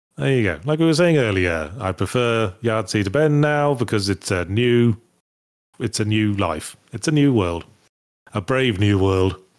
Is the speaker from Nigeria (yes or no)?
no; Midlands, United Kingdom; I'm from the Midlands